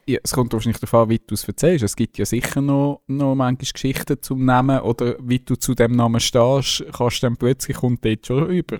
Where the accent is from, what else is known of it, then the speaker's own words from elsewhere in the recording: Zurich, Switzerland; Als Zürcher